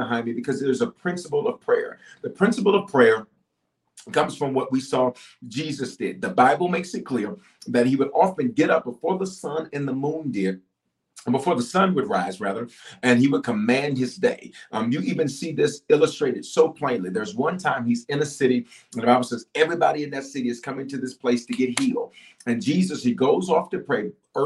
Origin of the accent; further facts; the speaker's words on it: Memphis, Tennessee, United States; also born or lived in Denver, Colorado; I was born in Denver, raised in Memphis, reared in Memphis.